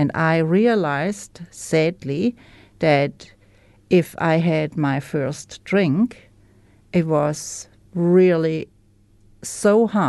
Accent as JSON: {"language": "English", "country": "Germany", "second_language": "English", "moved": "as an adult", "lives_now": "New Zealand"}